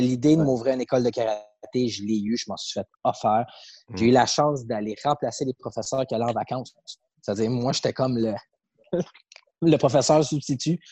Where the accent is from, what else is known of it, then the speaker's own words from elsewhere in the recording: Saint-Eustache, Quebec, Canada; je grandissais à Saint-Eustache